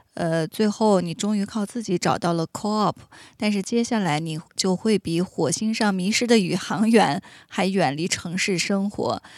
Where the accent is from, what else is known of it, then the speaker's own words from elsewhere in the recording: Inner Mongolia, China; 我的家乡内蒙古